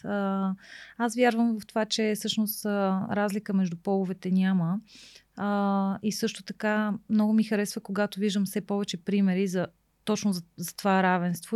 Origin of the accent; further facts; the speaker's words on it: Bulgaria; also born or lived in England; че съм жена и че съм от България